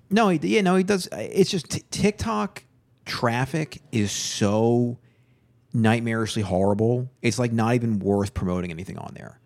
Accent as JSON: {"language": "English", "area": "Long Island", "region": "New York", "country": "United States", "said": "I'm from Long Island"}